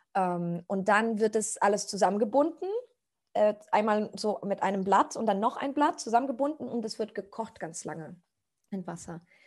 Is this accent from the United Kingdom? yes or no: no; Costa Rica; German is a second language; moved away as an adult; now in Germany; ich komme aus Costa Rica. Ich bin seit sechs Jahren in Deutschland